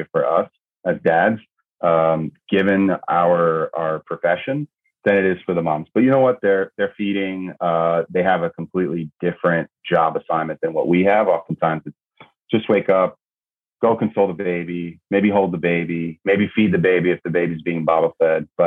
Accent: New York City, New York, United States; 9/11 happened in my hometown, in my backyard

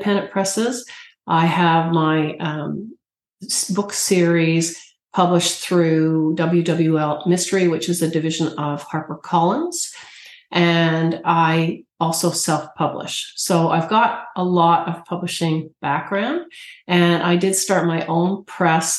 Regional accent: Canada; as a Canadian

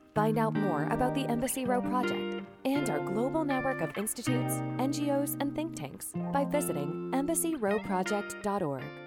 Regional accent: Iowa, United States; I grew up in Iowa

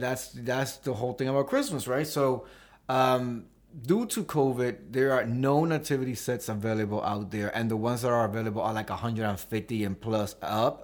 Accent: New York City, New York, United States; I was born in Washington Heights

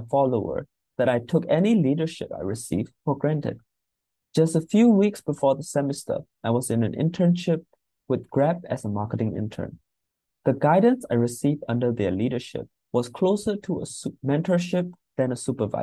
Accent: Myanmar; moved away; I am originally from Myanmar

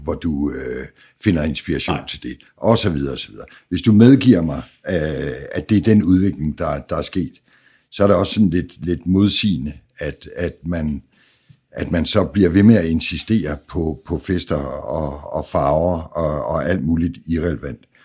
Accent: Jutland, Denmark; jeg er fra Jylland

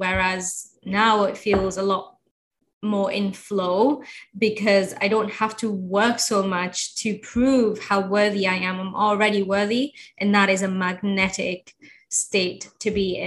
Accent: Egypt; now in United Kingdom; I'm from Egypt originally

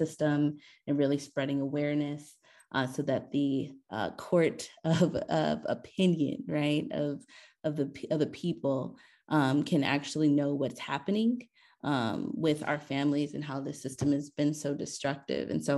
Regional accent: Los Angeles, California, United States; I grew up in the foster care system here in Los Angeles.

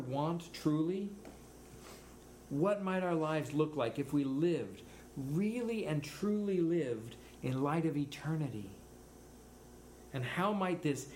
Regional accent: United States; I'm an American.

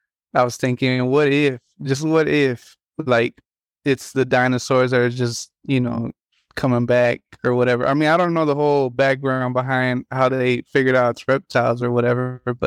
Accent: Chicago, Illinois, United States; born there; now in Humboldt, United States; So I was born in Chicago, but my parents, at like when I was 6 months old

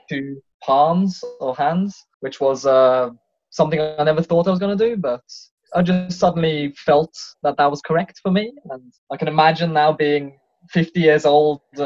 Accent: Tønsberg, Vestfold, Norway; accent: British; also born or lived in England; I'm in my hometown. It's in Tonsberg, 2 hours south of Oslo.

